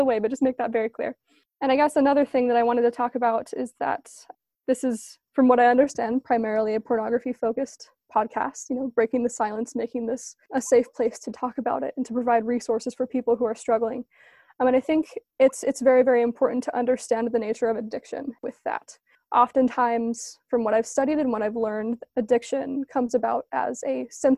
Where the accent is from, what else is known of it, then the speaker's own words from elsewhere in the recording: East Coast, United States; now in Orem, United States; I'm a grad student in Orem, Utah. I grew up on the East Coast from a military family of seven.